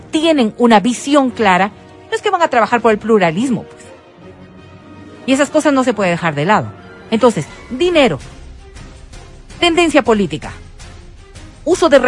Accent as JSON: {"language": "Spanish", "town": "Otavalo", "region": "Imbabura", "country": "Ecuador", "tie": "born or raised there", "said": "Nací en Otavalo, pues."}